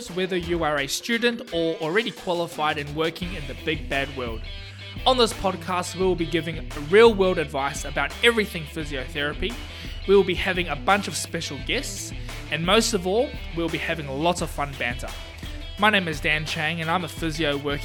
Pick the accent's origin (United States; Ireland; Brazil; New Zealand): New Zealand; I'm from New Zealand, so you got to speak slowly for me, all right? English is not my first language